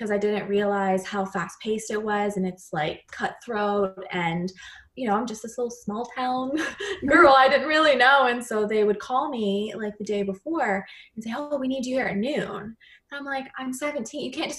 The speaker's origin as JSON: {"language": "English", "region": "Maryland", "country": "United States", "tie": "born or raised there", "moved": "as an adult", "lives_now": "South Carolina, United States", "said": "So I'm 31. I grew up in Maryland, but I live in South Carolina now."}